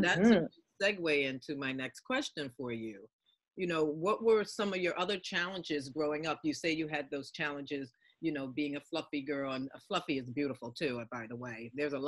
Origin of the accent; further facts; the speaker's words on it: Philadelphia, Pennsylvania, United States; I'm a Philly girl